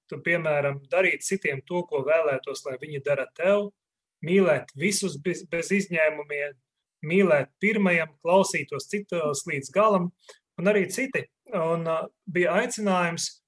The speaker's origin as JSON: {"language": "Latvian", "town": "Ilūkste", "region": "Augšdaugava Municipality", "country": "Latvia", "tie": "born or raised there", "moved": "yes", "lives_now": "Riga, Latvia", "said": "Es pats nāku no Ilūkstes, un arī Ilūkste bija pirmā vieta, kur jāsaka, es arī pirmo reizi aizgāju uz baznīcu, vēl būdams puika"}